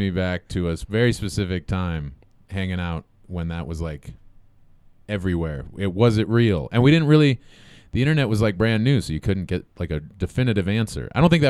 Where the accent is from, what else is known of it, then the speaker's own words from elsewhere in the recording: Colorado, United States; We're from Colorado.